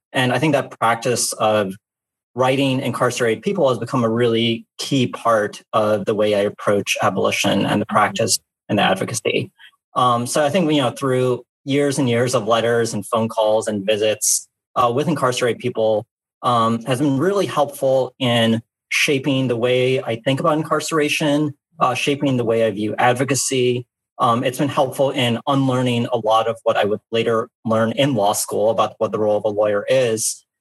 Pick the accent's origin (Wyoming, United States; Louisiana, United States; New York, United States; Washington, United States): Louisiana, United States; New Orleans; I grew up in New Orleans